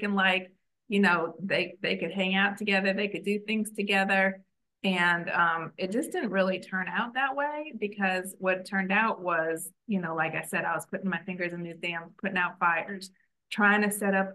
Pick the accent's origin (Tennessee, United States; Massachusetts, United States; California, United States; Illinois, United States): Illinois, United States; Chicago; moved away as an adult; also born or lived in Washington, D.C. area; now in Israel; I've been living in the Washington, D.C. area, but I'm from Chicago